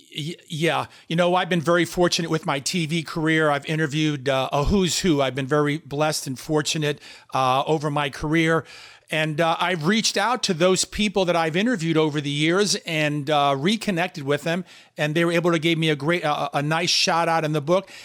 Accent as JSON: {"language": "English", "town": "New York City", "region": "New York", "country": "United States", "tie": "born or raised there", "said": "I'm from New York City, as you know, and Damon and I went to the same high school, Bayside High School"}